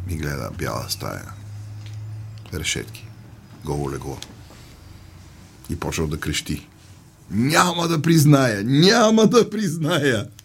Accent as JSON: {"language": "Bulgarian", "country": "Bulgaria", "said": "И аз съм българин, не съм македонец."}